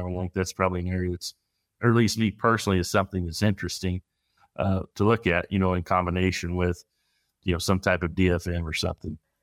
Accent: Midwest, United States; growing up in the Midwest

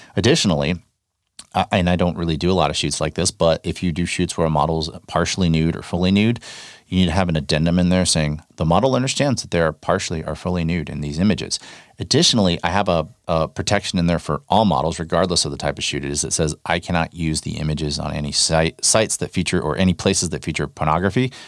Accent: North Texas, United States; I grew up in North Texas

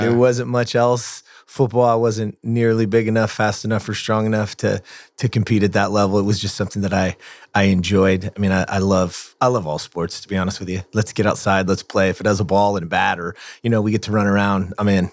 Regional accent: Lancaster, California, United States; I grew up in the Antelope Valley, Lancaster, California

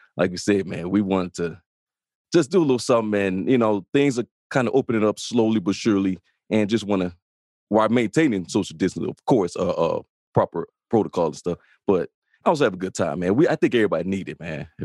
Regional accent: Chicago, Illinois, United States; I grew up in the South Side of Chicago in Inglewood neighborhood

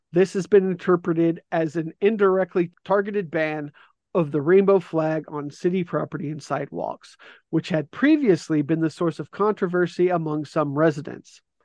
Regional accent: Arizona, United States; born or raised there

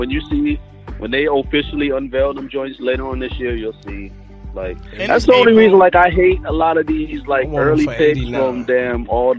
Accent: South Carolina, United States; Like, I used to go up there a lot to the point where, like, people was like, yo, you from New York? No, I'm from South Carolina.

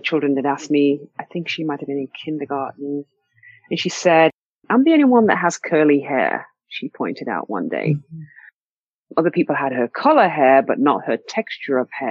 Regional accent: England, United Kingdom; as a child growing up in England from a very, very early stage

